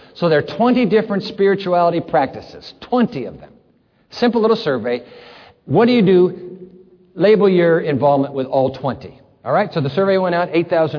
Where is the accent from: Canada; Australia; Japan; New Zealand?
Japan; When I grew up in Japan, my brother Greg and my sister Carrie, we were all missionaries' kids. You know, in Japan, we had two cereals.